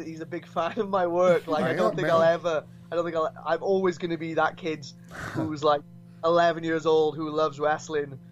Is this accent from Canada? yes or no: no; Brynmawr, Wales, United Kingdom; I'm from Brumau as well